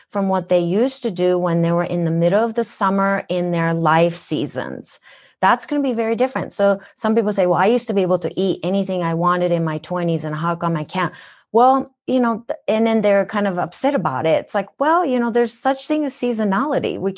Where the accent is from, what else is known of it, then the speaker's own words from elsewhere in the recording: Minnesota, United States; accent: Minnesotan; I lived in Minnesota when I moved from Japan. That's why I have a Minnesotan accent.